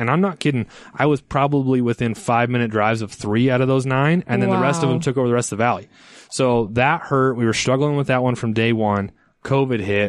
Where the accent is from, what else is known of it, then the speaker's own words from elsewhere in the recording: Ogden, Utah, United States; I'm from Ogden. My first store is in Ogden.